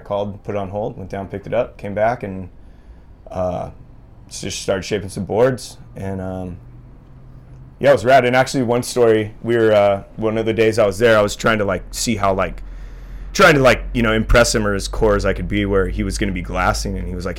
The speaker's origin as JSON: {"language": "English", "town": "Santa Barbara", "region": "California", "country": "United States", "tie": "born or raised there", "said": "I grew up in Santa Barbara, and so it's, I mean, there's a lot of, you know, like shaping history out of Santa Barbara area"}